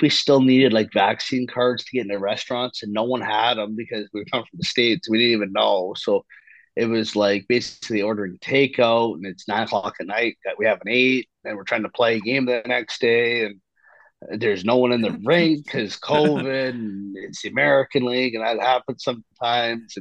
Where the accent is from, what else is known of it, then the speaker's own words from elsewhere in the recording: Kamloops, British Columbia, Canada; as a Canadian and as like a Canadian kid growing up